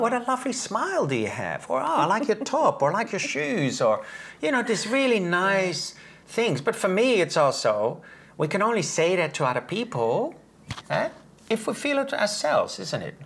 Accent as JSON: {"language": "English", "country": "Netherlands", "said": "I'm from the Netherlands"}